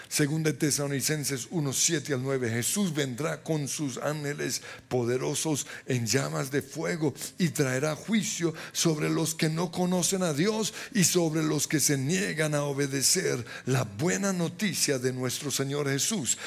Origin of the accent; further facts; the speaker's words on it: Colombia; Somos chichas colombianos